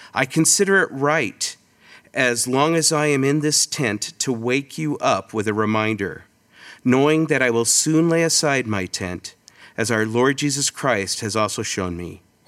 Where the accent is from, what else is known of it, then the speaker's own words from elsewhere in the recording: California, United States; moved away as an adult; also born or lived in Twin Peaks, California / Rialto, California; now in Rochester, Minnesota, United States; my wife and I, Holly, um, we're originally from California